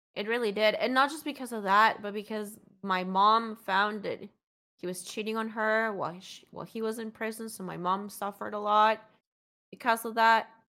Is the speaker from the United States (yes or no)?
no; Colombia; moved away; I grew up in Colombia in the nineties